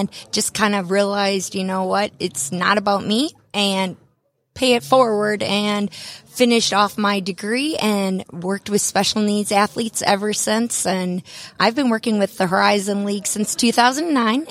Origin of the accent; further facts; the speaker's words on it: Wisconsin, United States; now in Acworth, United States; I'm from Wisconsin, and if you can't tell with my accent